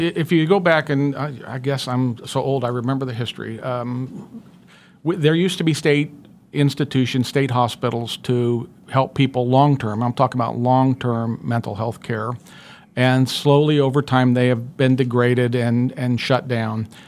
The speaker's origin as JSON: {"language": "English", "area": "Sedgwick County, between Colwich and Maize", "region": "Kansas", "country": "United States", "tie": "born or raised there", "said": "I grew up in, uh, Sedgwick County. Uh, I grew up on a small family farm, uh, in between Colwich and Mays in the northwest part of the county"}